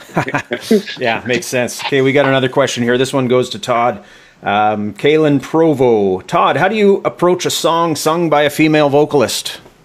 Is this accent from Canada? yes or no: yes; Canada; all of us Canadians